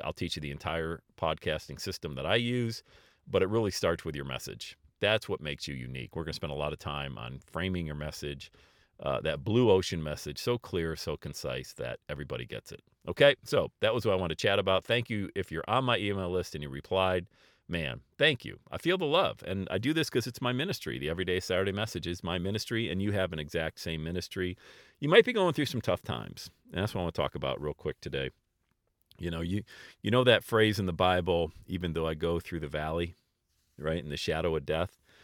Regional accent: Bradford, Pennsylvania, United States; now in Cincinnati, United States; growing up in Bradford, P

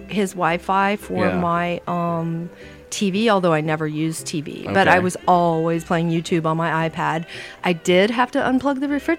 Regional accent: Indiana, United States; moved away as an adult; now in Big Island, Hawaii, United States; I come from Indiana, so I'm a Hoosier.

